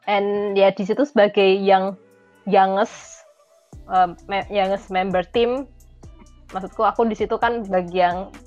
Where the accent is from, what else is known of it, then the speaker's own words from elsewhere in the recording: Yogyakarta, Special Region of Yogyakarta, Indonesia; Aku {S2} kebetulan asli Jogja